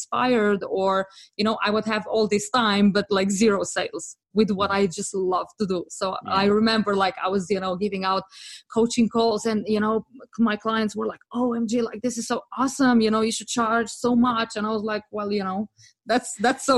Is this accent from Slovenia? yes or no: yes; Slovenia; moved away as an adult; also born or lived in France / London; I'm actually from Slovenia